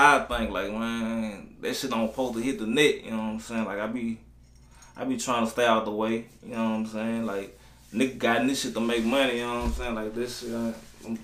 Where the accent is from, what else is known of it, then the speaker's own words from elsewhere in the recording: Baton Rouge, Louisiana, United States; Baton Rouge, Louisiana